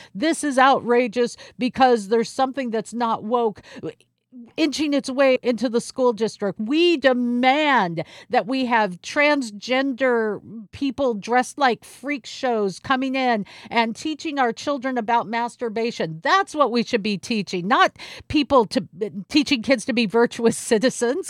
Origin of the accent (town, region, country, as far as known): Seattle, Washington, United States; born or raised there